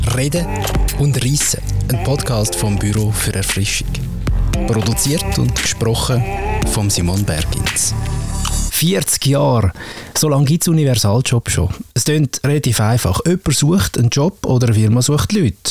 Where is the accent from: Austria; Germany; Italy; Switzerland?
Switzerland; Winterthur, Zurich; Ich bin in Winterthur aufgewachsen